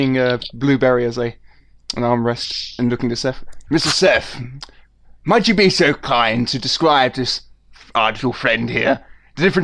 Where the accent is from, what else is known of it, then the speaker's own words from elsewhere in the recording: United Kingdom; I'm British.